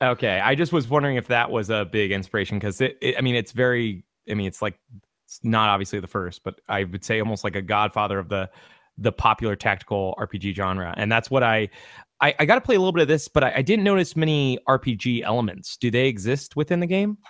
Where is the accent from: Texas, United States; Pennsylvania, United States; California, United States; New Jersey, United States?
California, United States; I'm from California